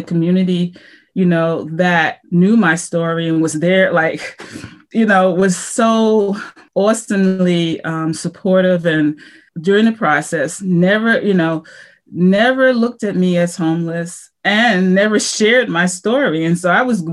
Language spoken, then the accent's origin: English; United States; I was from the United States of America